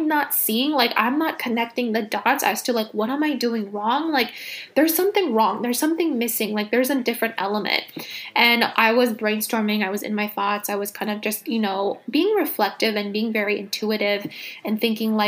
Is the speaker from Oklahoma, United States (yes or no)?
no; Los Angeles, California, United States; moved away as an adult; also born or lived in Miami, United States; now in New York City, United States; I was born and raised